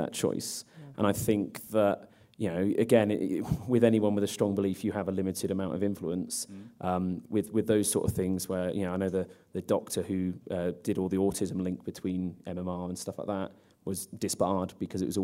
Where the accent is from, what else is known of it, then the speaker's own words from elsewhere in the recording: England, United Kingdom; I'm English